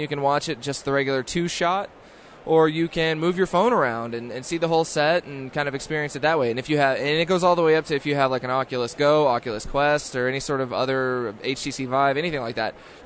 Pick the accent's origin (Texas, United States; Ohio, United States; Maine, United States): Texas, United States; moved away; I'm from Texas originally